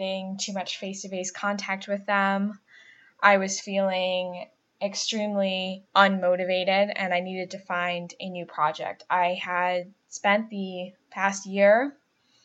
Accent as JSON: {"language": "English", "town": "Buffalo", "region": "New York", "country": "United States", "also_born_or_lived": "Cleveland, Ohio", "accent": "nasally A's", "lives_now": "Rochester, United States", "said": "I'm from the Buffalo area, so I have those nasally A's"}